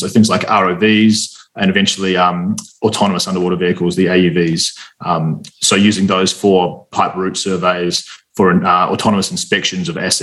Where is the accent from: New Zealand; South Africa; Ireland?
New Zealand; moved away as an adult; also born or lived in Australia; I'm from New Zealand originally